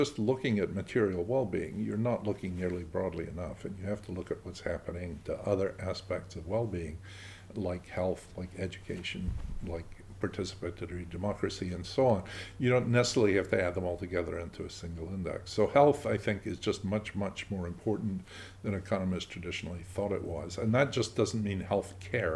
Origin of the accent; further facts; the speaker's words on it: Scotland, United Kingdom; I'm a Scot